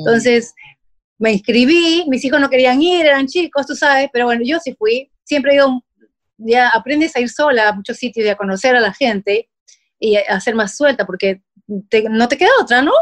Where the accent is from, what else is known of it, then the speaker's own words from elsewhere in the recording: Peru; moved away as an adult; now in United States; soy mamá peruana, con dos hijos ya grandes